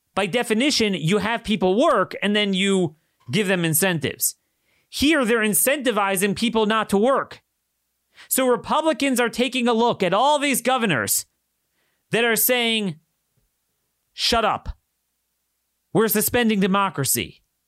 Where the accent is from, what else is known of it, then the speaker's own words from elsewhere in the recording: Maryland, United States; My home state has ninety-seven percent compliance in Maryland